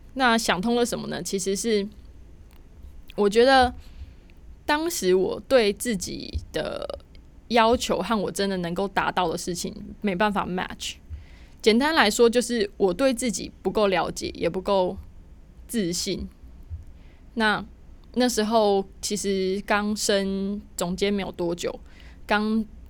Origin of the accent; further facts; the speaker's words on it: Taiwan; 像我一样的那个土包子， 台台包不见，台湾人